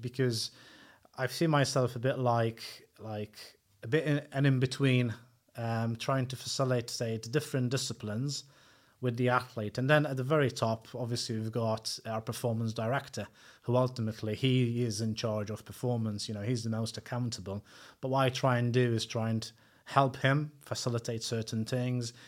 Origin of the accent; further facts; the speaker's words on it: Malta; moved away as an adult; now in United Kingdom; I'm originally from Malta